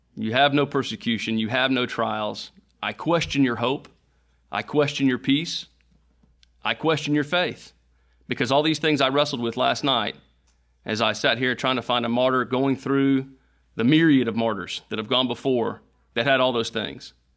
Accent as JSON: {"language": "English", "country": "United States", "said": "being an American, being a Christian in America"}